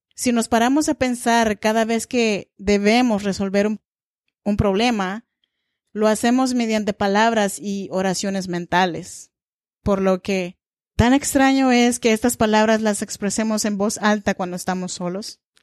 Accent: Oaxaca, Mexico; now in Sacramento, United States; Yo soy mexicana y oaxaqueña.

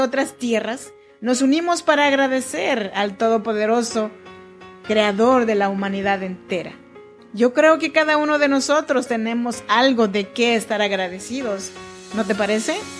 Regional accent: Mexico; now in United States; somos muchos los mexicanos, como yo

